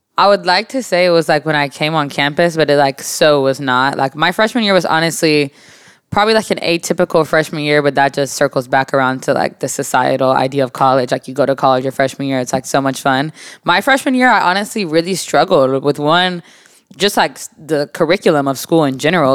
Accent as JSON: {"language": "English", "region": "Texas", "country": "United States", "tie": "born or raised there", "also_born_or_lived": "Jacksonville, Florida / Moody, Alabama"}